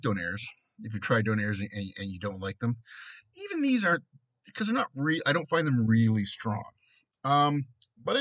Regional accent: Canada; since I'm Canadian

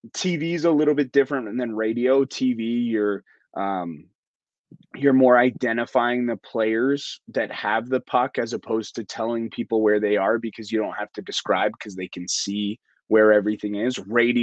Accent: Ajax, Ontario, Canada; So I'm 24 years old. I turned 25 in May. I'm from Ajax. I still live in Ajax.

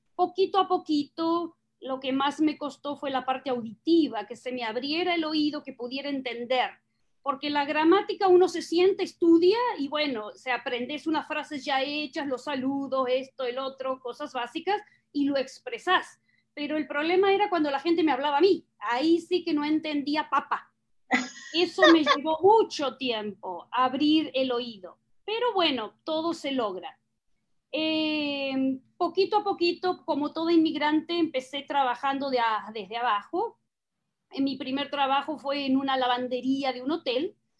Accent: southern Buenos Aires Province, Argentina; accent: Argentine/Uruguayan; moved away as an adult; now in United States; nací en una ciudad pequeña eh, al sur de la provincia de Buenos Aires, hace 500 kilómetros de la capital. No soy porteña, no soy capitalina, 500 kilómetros, pero todavía dentro de la provincia de Buenos Aires

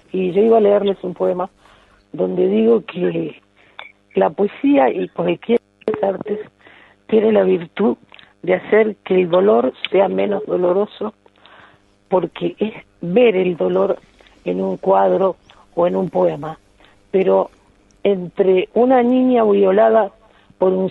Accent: Uruguay; yo lo recibo como uruguaya, pero como española, porque yo tengo la doble nacionalidad

